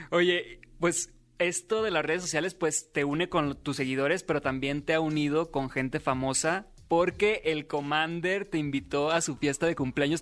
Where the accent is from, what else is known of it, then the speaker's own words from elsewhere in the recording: Los Mochis, Sinaloa, Mexico; moved away; yo nací en Los Moches, Sinaloa. Ya tengo algunos años viviendo aquí